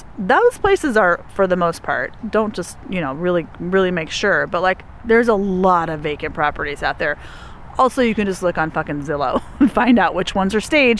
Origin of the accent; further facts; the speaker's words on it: Chicago, Illinois, United States; I'm gonna miss you, but I'm from Chicago. My mom lives there, so I'm gonna come visit you too.